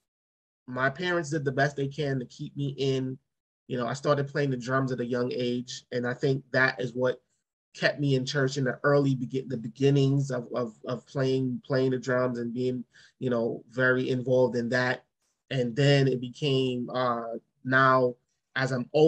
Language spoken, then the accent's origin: English; New York City, New York, United States; growing up in Brooklyn in church